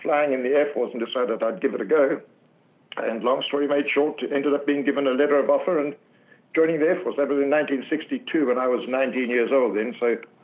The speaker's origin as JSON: {"language": "English", "country": "Zimbabwe", "tie": "born or raised there", "said": "I was a young boy growing up in Southern Africa"}